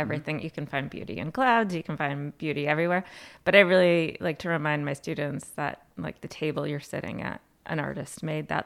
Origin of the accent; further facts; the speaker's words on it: Plattsburgh, New York, United States; I was born and raised in Plattsburgh, New York, product of Plattsburgh City Schools